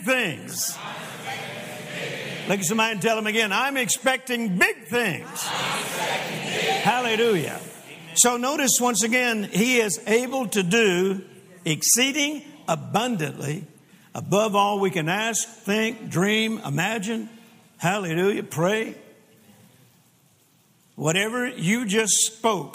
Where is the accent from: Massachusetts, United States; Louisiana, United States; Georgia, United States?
Louisiana, United States; also born or lived in Mississippi; now in Texas, United States; I was born in Mississippi and grew up in Louisiana and then got to Texas just as fast as I could.